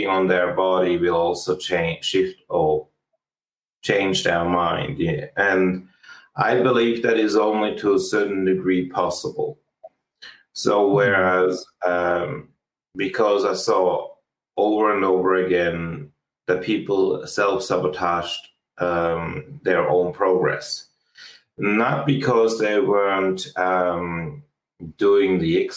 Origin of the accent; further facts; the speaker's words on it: Switzerland; moved away; also born or lived in Australia; I used to live in Switzerland, and I grew up in Switzerland, and I ended up traveling overseas and living in Australia